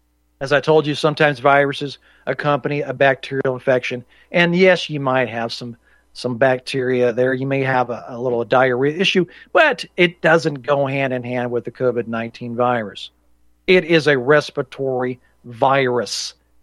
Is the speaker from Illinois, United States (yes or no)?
no; Indianapolis, Indiana, United States; Growing up in Indianapolis, I remember watching this stuff.